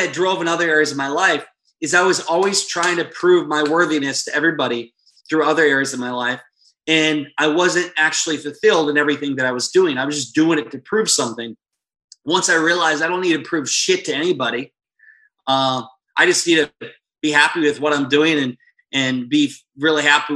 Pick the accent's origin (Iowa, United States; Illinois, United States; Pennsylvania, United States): Iowa, United States; moved away; I'm a kid from Iowa, small town.